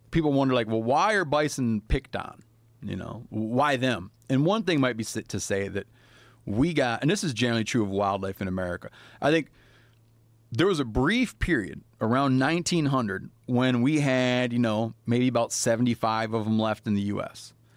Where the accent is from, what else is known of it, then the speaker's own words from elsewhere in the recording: Michigan, United States; My home state of Michigan